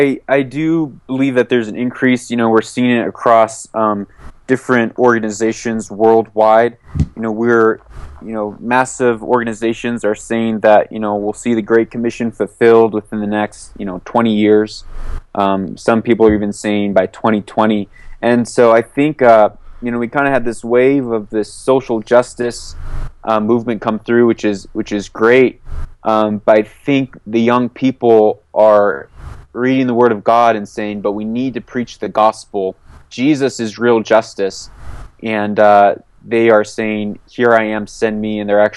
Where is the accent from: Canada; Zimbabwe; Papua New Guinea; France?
Papua New Guinea; also born or lived in Port-au-Prince, Haiti; I grew up moving all over. I grew up in Port-au-Prince, Haiti, between coups. I grew up in the mountains of Papua New Guinea